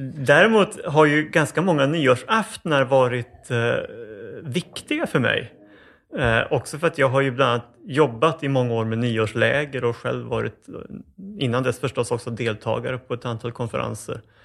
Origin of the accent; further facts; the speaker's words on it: Uppsala, Uppsala County, Sweden; jag föddes under ganska dramatiska omständigheter faktiskt eh, på Akademiska sjukhuset i Uppsala